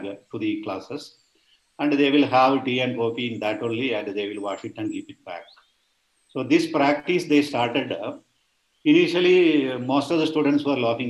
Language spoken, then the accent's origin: English; Wayanad district, Kerala, India; moved away; also born or lived in Bangalore; I was born and brought up in Wayanad district of Kerala